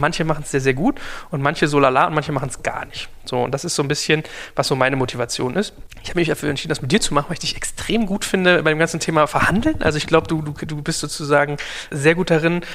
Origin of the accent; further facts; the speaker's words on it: Germany; als Deutscher